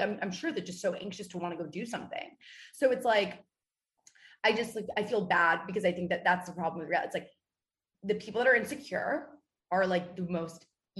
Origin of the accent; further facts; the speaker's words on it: New York City, New York, United States; We're both from New York City.